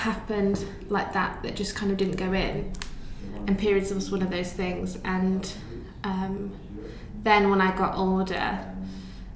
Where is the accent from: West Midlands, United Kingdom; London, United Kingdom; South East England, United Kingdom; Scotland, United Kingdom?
South East England, United Kingdom; Buckinghamshire; I grew up in Buckinghamshire